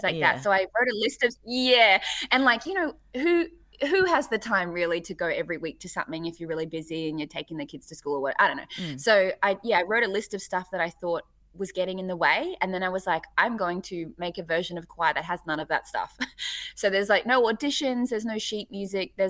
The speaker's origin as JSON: {"language": "English", "town": "Hamilton", "region": "Waikato", "country": "New Zealand", "tie": "born or raised there", "moved": "yes", "lives_now": "Australia", "said": "I was born in Hamilton"}